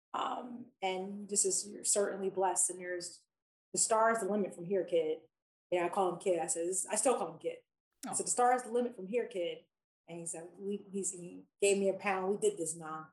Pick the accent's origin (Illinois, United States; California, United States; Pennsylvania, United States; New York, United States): Pennsylvania, United States; Philadelphia; I grew up in Philadelphia.